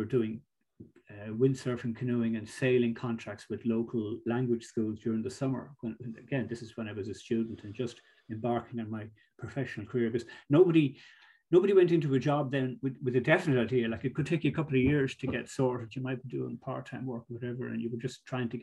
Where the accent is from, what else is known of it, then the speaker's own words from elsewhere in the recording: Greystones, Leinster, Ireland; also born or lived in Monkstown / Galway; I grew up in Greystones. My parents lived in Monkstown first, and then we moved to Greystones when I was about 10